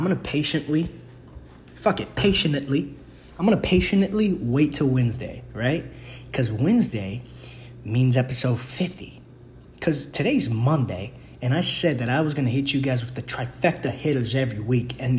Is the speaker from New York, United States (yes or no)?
yes; New York City, New York, United States; I'm from the Bronx.